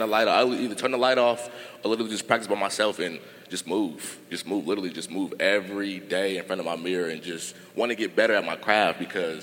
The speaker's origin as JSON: {"language": "English", "town": "Sacramento", "region": "California", "country": "United States", "tie": "born or raised there", "said": "born and raised in Sacramento"}